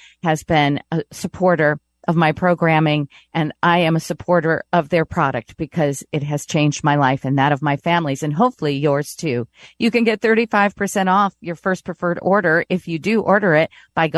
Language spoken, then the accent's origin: English; Northern Indiana, United States; moved away; also born or lived in New York; I made the decision after 4 decades in New York to move to my home area, where I was born in Northern Indiana